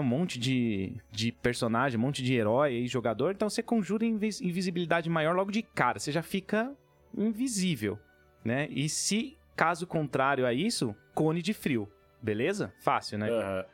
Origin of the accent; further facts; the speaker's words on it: Minas Gerais, Brazil; lá da terra que eu venho, lá de Minas Gerais